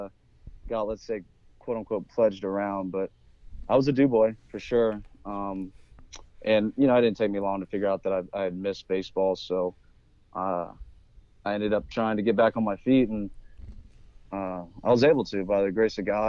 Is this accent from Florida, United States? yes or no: yes; Destin, Florida, United States; Born and raised in Destin, Florida